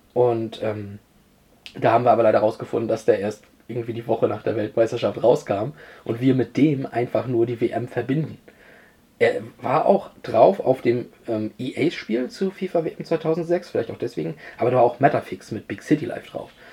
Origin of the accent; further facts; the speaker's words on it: Germany; uns als Deutsche